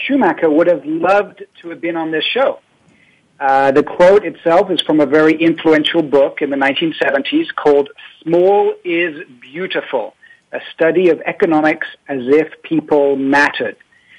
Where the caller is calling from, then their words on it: Paris, Île-de-France, France; I'm calling from Paris.